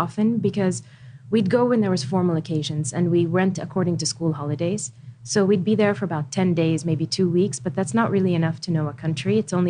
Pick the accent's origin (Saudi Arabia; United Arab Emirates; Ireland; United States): Saudi Arabia; Khobar, Eastern Province; also born or lived in Riyadh; I was born in Riyadh and then we moved to Khabar, which is in the north of Saudi, where the air base is, and my father was a fighter pilot. So we were there up until I was 6 years old.